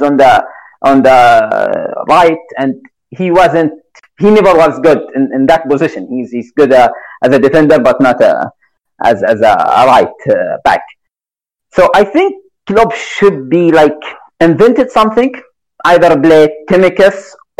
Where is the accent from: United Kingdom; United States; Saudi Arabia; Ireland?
Saudi Arabia; I'm from Saudi Arabia, so I'm Arabic.